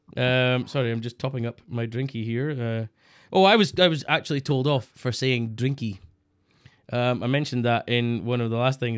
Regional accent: Scotland, United Kingdom; Scottish people

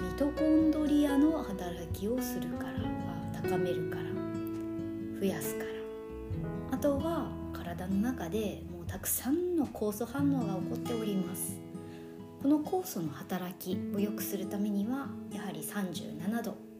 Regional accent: Nagasaki, Japan; 私あの、まあ、長崎出身なんですけれども

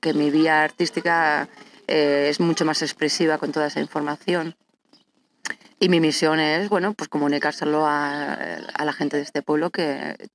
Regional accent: La Mata de Quintanar, Castile and León, Spain; yo eh, aquí desde la Mata de Quintanar.

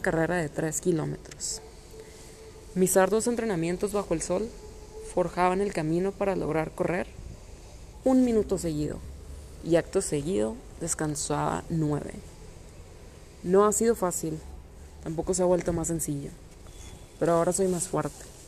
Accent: Monterrey, Nuevo León, Mexico; soy de origen regiomontano

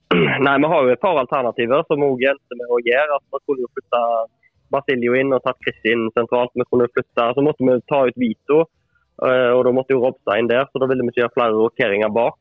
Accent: Etne, Vestland, Norway; jeg er jo ikke fra Åkra, da, men uh, Etne

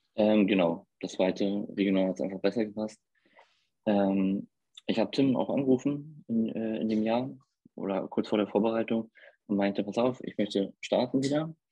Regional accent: Brandenburg, Germany; accent: Berliner dialect; now in Hamburg, Germany; da ich aus Brandenburg komme, habe ich genau diesen Dialekt wie er

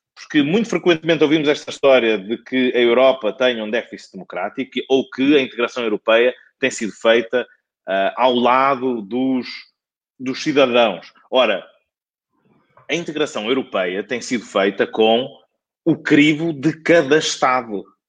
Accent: Penafiel, Norte, Portugal; moved away; minha terra de sempre, que é Penafiel

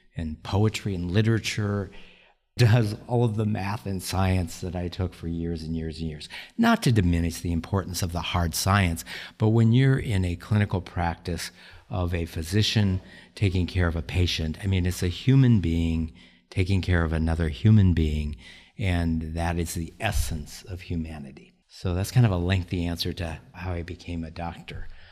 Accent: South Dakota, United States; moved away as an adult; also born or lived in Nebraska / Hawaii; now in Des Moines, United States; I grew up in South Dakota, went to medical school in Nebraska

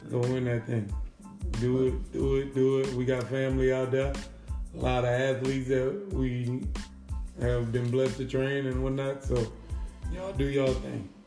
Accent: Louisiana, United States; I'm from Louisiana. I'm from Louisiana.

